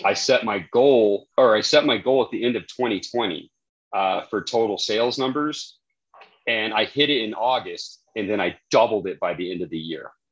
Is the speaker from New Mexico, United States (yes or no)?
yes; New Mexico, United States; I'm from New Mexico, so that's what we eat here